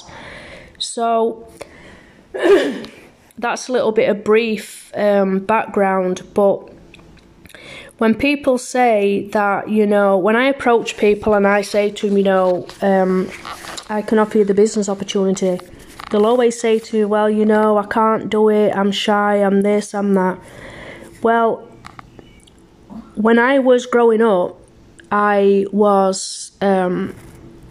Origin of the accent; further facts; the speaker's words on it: England, United Kingdom; moved away as an adult; also born or lived in Germany; now in Canada; I was born in Germany back in 1976 to a British couple. Due to my dad being in the army, we moved to England when I was 2 years old. I was raised in England